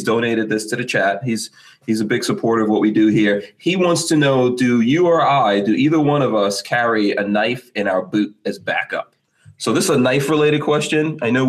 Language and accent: English; Guyana; I'm from Guyana. I was born in Guyana, which is in South America.